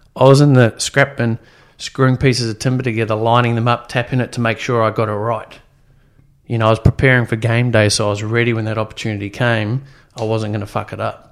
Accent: New Zealand; born or raised there; also born or lived in Sydney, Australia / Gosford, Australia; now in Gold Coast, Australia

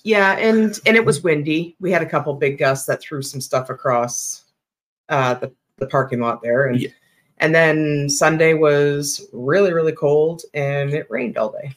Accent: Sarnia, Ontario, Canada; my hometown, Sarnia

